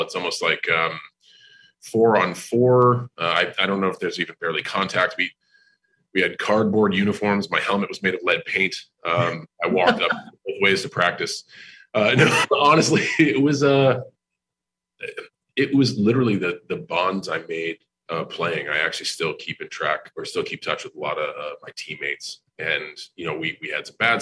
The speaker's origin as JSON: {"language": "English", "region": "New England", "country": "United States", "moved": "as an adult", "lives_now": "Tampa, United States", "said": "I'm from New England."}